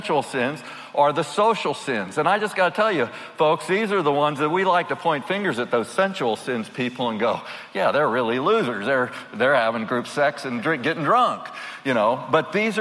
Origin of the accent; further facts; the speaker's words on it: Washington, District of Columbia, United States; I grew up in Washington, D.C.